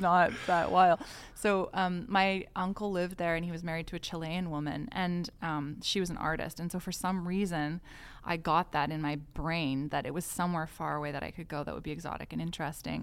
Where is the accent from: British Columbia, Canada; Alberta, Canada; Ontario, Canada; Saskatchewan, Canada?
British Columbia, Canada; White Rock; also born or lived in Montreal / Mexico / South America; now in Vancouver, Canada; I grew up in White Rock, um, British Columbia, and I'm, uh, now based in Vancouver